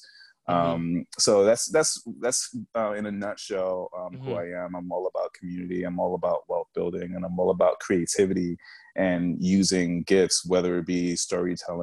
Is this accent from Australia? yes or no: no; New York, United States; moved away as an adult; now in New Jersey, United States; I'm from New York. I live in Jersey currently